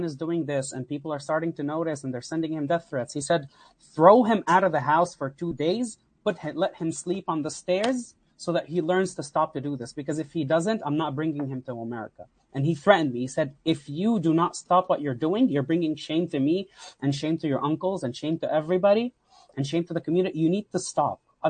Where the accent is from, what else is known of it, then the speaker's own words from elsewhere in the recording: Lebanon; also born or lived in Houston, Texas / Katy, Texas; now in United States; I came from Lebanon